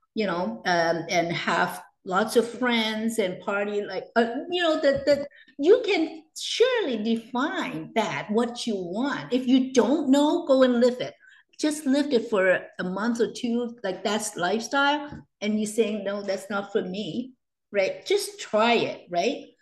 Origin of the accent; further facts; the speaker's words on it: Hong Kong; now in Canada; I was born and raised in Hong Kong, and I came to Canada in 1980.